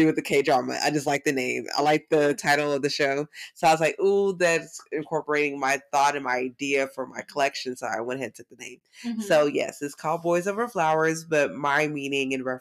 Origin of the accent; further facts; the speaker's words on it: the South, United States; I'm from the South